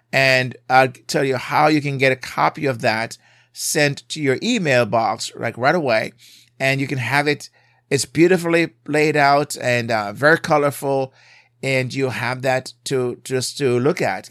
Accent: Jamaica; now in United States; growing up in Jamaica, I drove on the left side

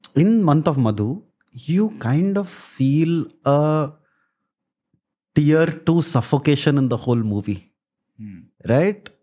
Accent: Puttaparthi, Andhra Pradesh, India; moved away; I grew up in Puttaparthi

